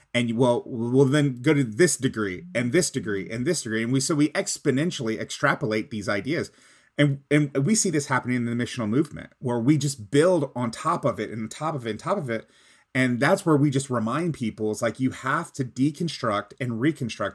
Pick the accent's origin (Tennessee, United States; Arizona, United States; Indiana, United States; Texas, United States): Texas, United States; I'm from Texas